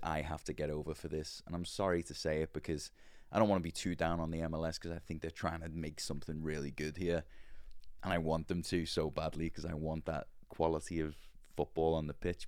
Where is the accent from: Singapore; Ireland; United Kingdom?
United Kingdom; Liverpool, North West England; accent: posh Liverpool; moved away as an adult; now in Nashville, United States; growing up in Liverpool